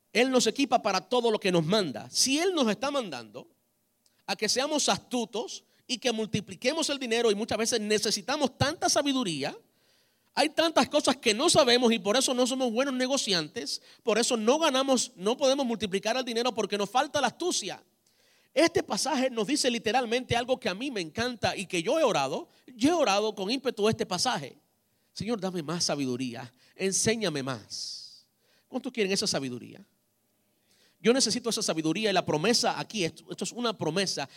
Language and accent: Spanish; Cuba; como buen cubano